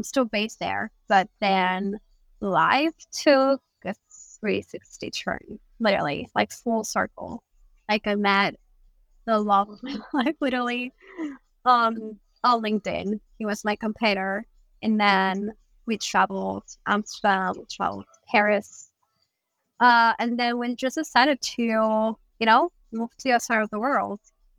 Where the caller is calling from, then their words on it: Bali, Indonesia; I'm in Bali, Indonesia.